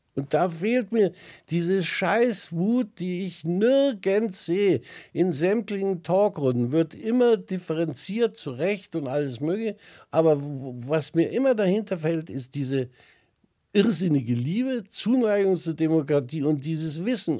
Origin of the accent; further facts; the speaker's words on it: Germany; sind wir Deutsche